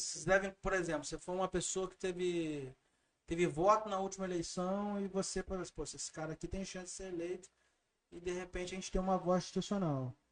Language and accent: Portuguese; Barra Mansa, Rio de Janeiro, Brazil; Eu sou de Barra Mansa